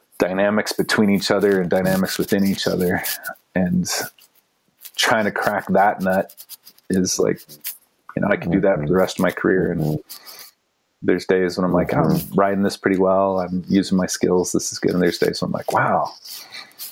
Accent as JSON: {"language": "English", "country": "United States", "tie": "born or raised there", "lives_now": "Boulder, United States", "said": "as an American kid, I grew up just pounding sugar"}